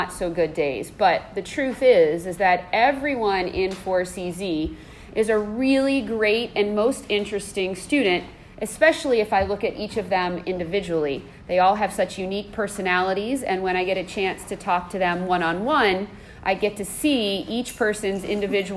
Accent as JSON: {"language": "English", "town": "Savannah", "region": "Georgia", "country": "United States", "tie": "born or raised there", "also_born_or_lived": "Ohio", "moved": "yes", "said": "I am originally from the United States. I was born in Ohio, but moved to Georgia. So when I say that I'm going home, it means that I'm going to Savannah, Georgia."}